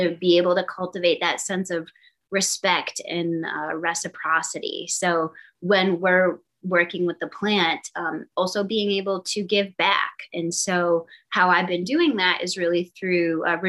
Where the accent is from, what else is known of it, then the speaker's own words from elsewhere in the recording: Boston, Massachusetts, United States; moved away; I'm from the East Coast, I'm from Boston